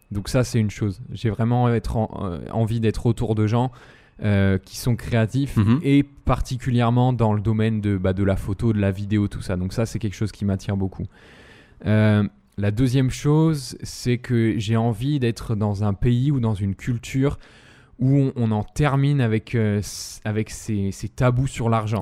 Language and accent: French; France; moved away as an adult; now in Lisbon, Portugal; nous on est en tant que Français